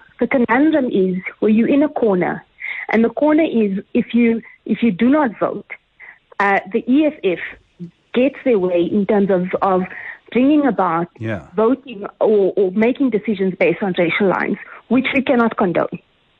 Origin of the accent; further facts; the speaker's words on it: South Africa; We cannot regress as a South African nation.